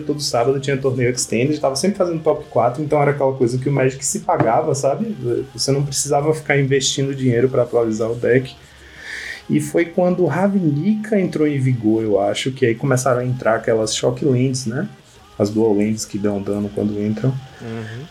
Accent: Salvador, Bahia, Brazil; moved away as an adult; also born or lived in São Paulo / Vitória da Conquista; hoje moro na Bahia. Eu sou, sou daqui, né? Sou, nasci em Salvador

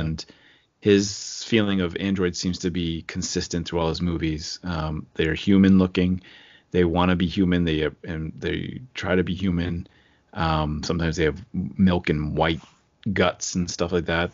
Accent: Rockville, Maryland, United States; I was born in Rockville, but not Rockville Center

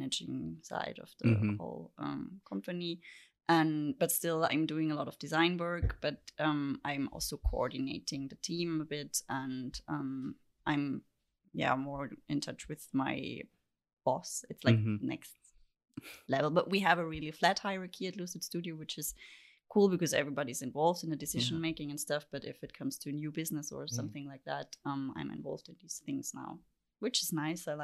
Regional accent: Vienna, Austria; moved away as an adult; also born or lived in Halle, Germany; now in Berlin, Germany; I lived in Vienna before

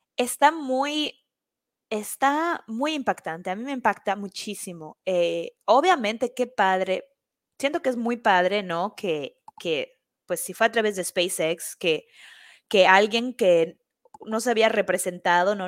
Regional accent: Mexico; now in New York, United States; yo voy a esta fiesta y soy de México

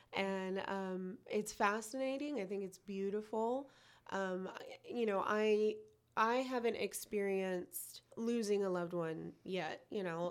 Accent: United States; I am not from El Salvador. I was born here.

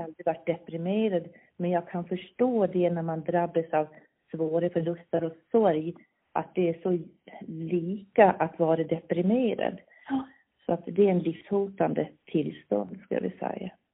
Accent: Visby, Gotland, Sweden; accent: Gotlandic; Jag är född här. Jag är Visbytös, uppväxt i ett barnrikehus

